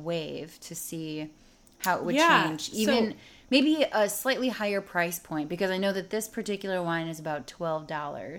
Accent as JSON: {"language": "English", "town": "Chicago", "region": "Illinois", "country": "United States", "also_born_or_lived": "St. Louis", "said": "I'm from Chicago, and so when I went to school in St. Louis"}